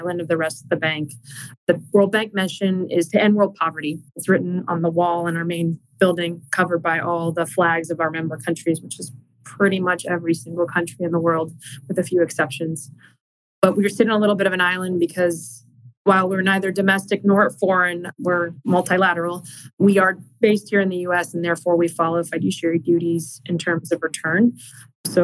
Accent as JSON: {"language": "English", "town": "Arlington", "country": "United States", "tie": "born or raised there", "said": "We grew up in Arlington"}